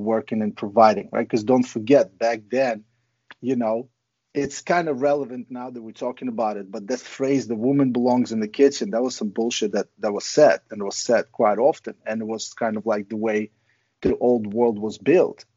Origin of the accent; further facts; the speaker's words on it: Ukraine; now in United States; growing up in Ukraine was pretty crazy.